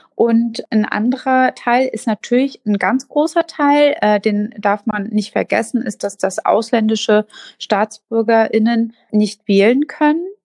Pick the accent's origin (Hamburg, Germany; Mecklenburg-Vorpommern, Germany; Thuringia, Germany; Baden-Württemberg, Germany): Mecklenburg-Vorpommern, Germany; als Kind in Mecklenburg-Vorpommern anzukommen